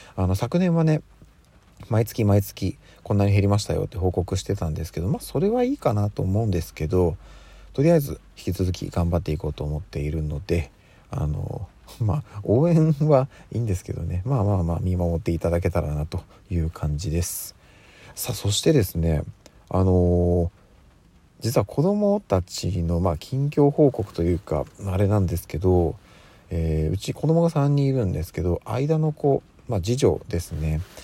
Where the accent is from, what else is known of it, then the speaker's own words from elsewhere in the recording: Tokyo, Japan; 私はあの、東京に、まあ、生まれ育って、えー、今に至るわけなんですけども